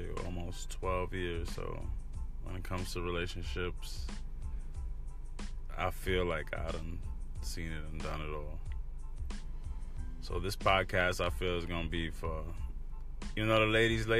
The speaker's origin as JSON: {"language": "English", "town": "New York City", "region": "New York", "country": "United States", "tie": "born or raised there", "moved": "as an adult", "lives_now": "Orlando, United States", "said": "Born and raised in New York City, but now I live in the South, Florida, you know."}